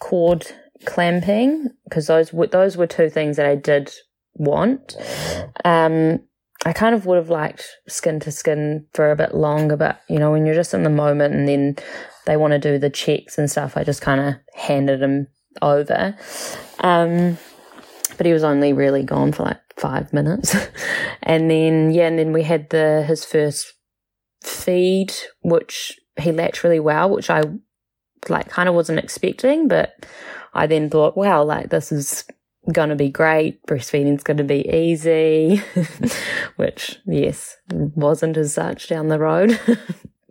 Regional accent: Auckland, New Zealand; I was born in Auckland, New Zealand, and living there with my husband Ben

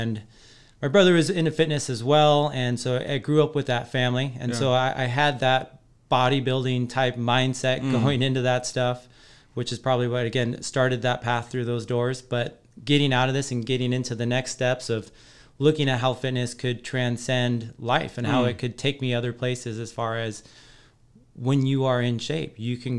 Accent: Colbert, Washington, United States; Green Bluff. Yeah. So I was at Colbert Elementary too.

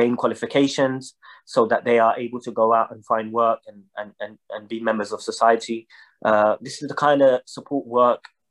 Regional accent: London, United Kingdom; I was born and raised in London, in East London

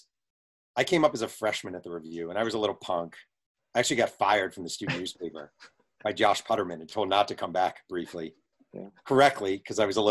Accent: Mahopac, New York, United States; I'm some guy from Mayo Pack

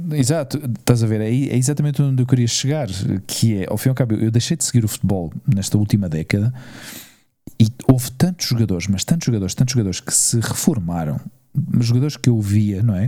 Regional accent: Portugal; now in Spain; eu era português

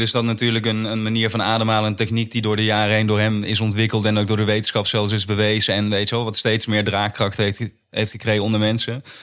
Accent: Limburg, Netherlands; Tenminste, ik ben zelf ook in Limburg opgegroeid. Ik heb dat altijd als best wel veilig, rustig juist er

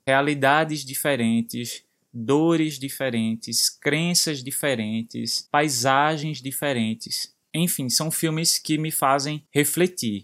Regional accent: Brazil; nós brasileiros

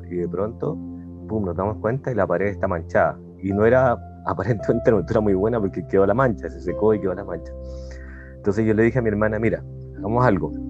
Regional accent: Santiago, Santiago Metropolitan Region, Chile; moved away as an adult; now in Colombia; Nací en Santiago de Chile y viví ahí más de 40 años.

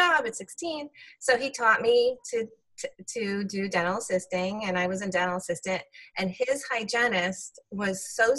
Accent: New York City, New York, United States; also born or lived in Israel; So we moved back to New York, where my mom grew up, in Brooklyn, and I was raised in Brooklyn, New York

